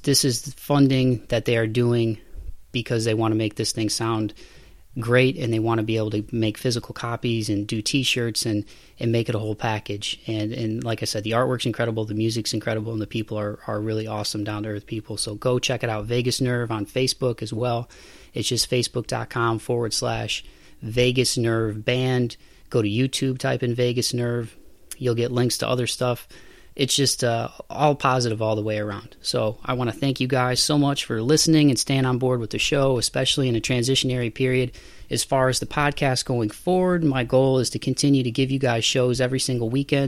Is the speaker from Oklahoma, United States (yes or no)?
no; Toledo, Ohio, United States; moved away as an adult; now in Nashville, United States; it's my hometown and it'll always be my hometown